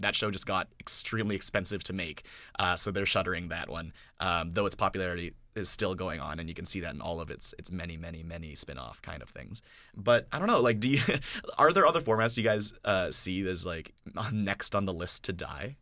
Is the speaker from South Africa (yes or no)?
no; Canada; as a Canadian